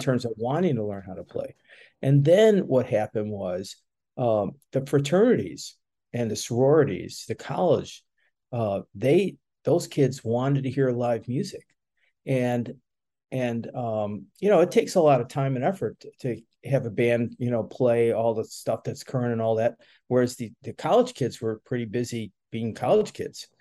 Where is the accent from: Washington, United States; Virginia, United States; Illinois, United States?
Illinois, United States; Chicago; moved away as an adult; also born or lived in Daytona; now in Gainesville, United States; I was born and raised in Chicago